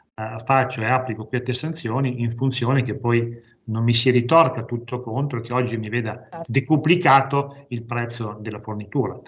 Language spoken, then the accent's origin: Italian; province of Parma, Emilia-Romagna, Italy; vengo dalla provincia di Parma